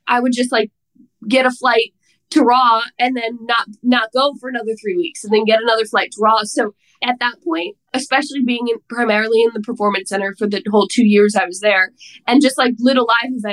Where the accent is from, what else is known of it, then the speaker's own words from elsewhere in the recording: New Jersey, United States; I'm from New Jersey